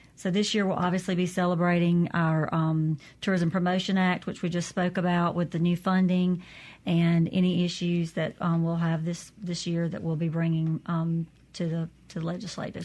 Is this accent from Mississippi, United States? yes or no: yes; Natchez, Mississippi, United States; also born or lived in Vidalia, Louisiana; I grew up in Natchez, Mississippi, but okay. I also grew up um, in Vidalia, Louisiana